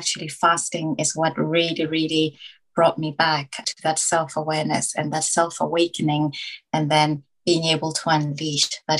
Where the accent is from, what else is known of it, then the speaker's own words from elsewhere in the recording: Botswana; now in London, United Kingdom; I was born into poverty in Africa, in Botswana. I was born in the early 80s when Botswana was still kind of up and coming. So being born in rural Africa